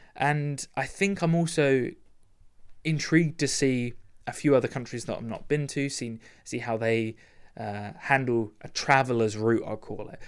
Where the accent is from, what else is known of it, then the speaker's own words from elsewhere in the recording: United Kingdom; I'm British